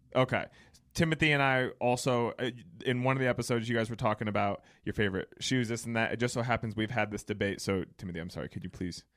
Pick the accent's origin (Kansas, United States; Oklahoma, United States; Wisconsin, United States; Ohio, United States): Ohio, United States; Cleveland; I'm from Cleveland, and I had hardly left Northeast Ohio at that point in my life.